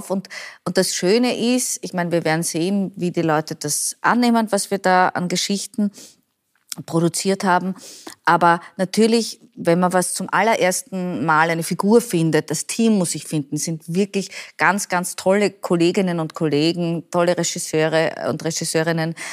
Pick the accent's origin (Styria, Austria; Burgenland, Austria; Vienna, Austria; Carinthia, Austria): Vienna, Austria; Und ich als Wienerin, wenn ich dir sage, das Raxelmeier ist ein Kaffee